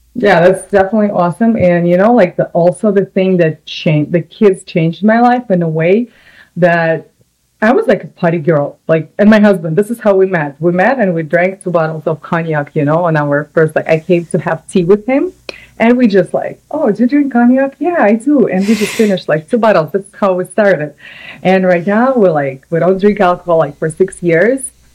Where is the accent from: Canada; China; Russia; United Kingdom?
Russia; Samara, Samara Oblast; English is a second language; moved away as an adult; also born or lived in New York, United States; now in California, United States; I'm from Russia originally. My city called Samara. It's like in the middle oh, yeah. of Russia, uh, European part, and I lived there for 24 and a half years